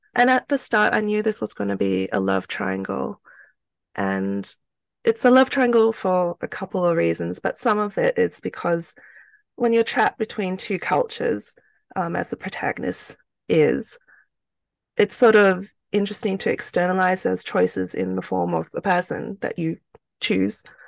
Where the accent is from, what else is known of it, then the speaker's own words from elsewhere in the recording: Australia; also born or lived in Malaysia; I was born in Malaysia, um, to two Chinese parents. So I'm ethnically Chinese. And then we migrated to Australia when I was, um, quite young